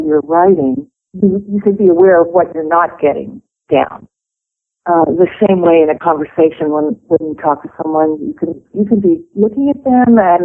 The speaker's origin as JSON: {"language": "English", "region": "Pennsylvania", "country": "United States", "tie": "born or raised there", "said": "I grew up in Pennsylvania"}